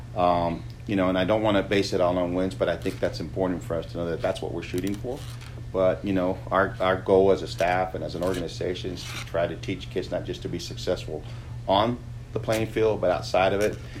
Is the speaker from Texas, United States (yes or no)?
yes; Eagle Pass, Texas, United States; moved away as an adult; now in Lubbock, United States; I grew up in Eagle Pass